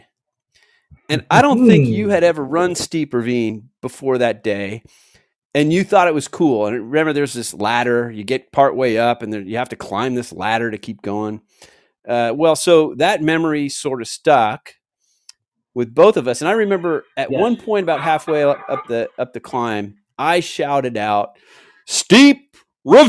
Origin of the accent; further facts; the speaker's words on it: San Anselmo, California, United States; I grew up in San Anselmo in Marin County.